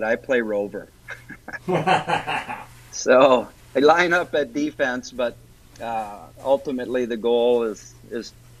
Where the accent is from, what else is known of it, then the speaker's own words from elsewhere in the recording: Warroad, Minnesota, United States; growing up in Warroad